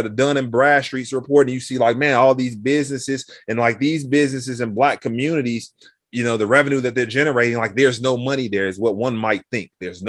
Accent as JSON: {"language": "English", "town": "Chicago", "region": "Illinois", "country": "United States", "tie": "born or raised there", "said": "So mentioned I grew up 103rd in Michigan, the Roseland neighborhood, right?"}